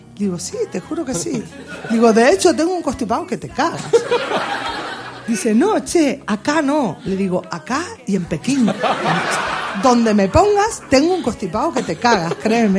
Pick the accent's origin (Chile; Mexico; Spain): Spain; mi tierra, en España